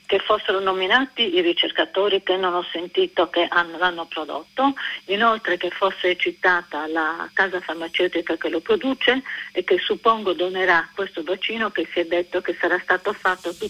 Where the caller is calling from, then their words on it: Sardinia, Italy; Siamo dalla Sardegna, una terra che è stata martoriata dalla malaria, fino a che col DDT peraltro pericoloso gli americani ci hanno liberato.